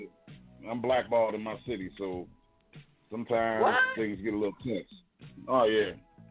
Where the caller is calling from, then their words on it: Lansing, Michigan, United States; Lansing, Michigan.